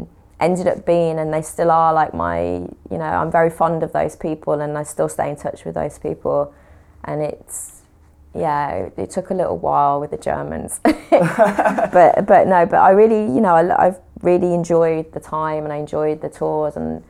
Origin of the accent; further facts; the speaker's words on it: West Midlands, United Kingdom; accent: Brummie; They couldn't understand the Brummie accent, unfortunately.